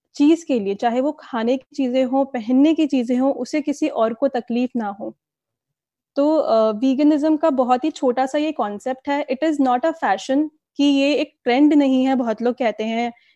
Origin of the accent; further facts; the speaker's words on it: Delhi, India; now in Pune, India; मैं दिल्ली से बिलोंग करती हूँ फिलहाल मैं पुणे में रह रही हूँ